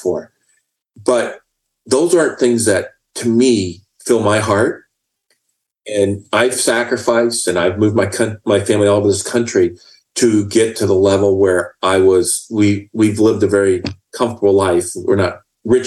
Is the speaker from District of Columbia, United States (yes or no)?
no; Indiana, United States; now in Texas, United States; as a young child growing up in Indiana